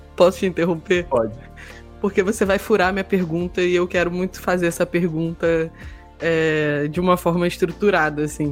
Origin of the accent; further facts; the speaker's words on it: Rio de Janeiro, Brazil; Eu sou uma pessoa super do Sudeste e sou carioca